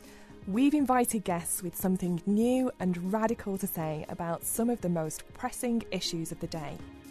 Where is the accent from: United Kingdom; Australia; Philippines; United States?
United Kingdom; Rochdale, North West England; my hometown of Rochdale